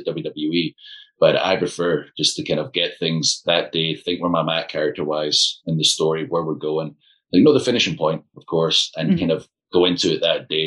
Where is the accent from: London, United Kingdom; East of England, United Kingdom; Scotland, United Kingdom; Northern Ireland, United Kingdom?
Scotland, United Kingdom; I'm like British, I'm Scottish.